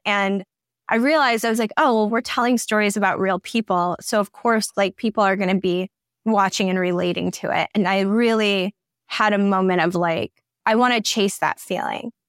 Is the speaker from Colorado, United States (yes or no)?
no; Allen Park, Michigan, United States; also born or lived in Melvindale, Michigan; now in Los Angeles, United States; grew up Like I said, in Allen Park, Melvin Dunn went to Melvin Dunn schools